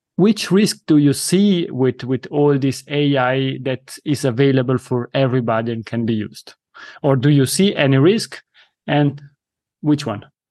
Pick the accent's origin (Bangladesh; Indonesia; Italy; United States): Italy; accent: Italian; first language Italian; English is a second language; my mother tongue is Italian.